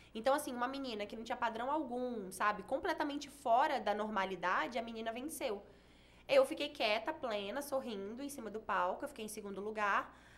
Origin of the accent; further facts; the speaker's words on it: Espírito Santo, Brazil; moved away as an adult; also born or lived in São Paulo; now in Goiânia, Brazil; eu sou capixaba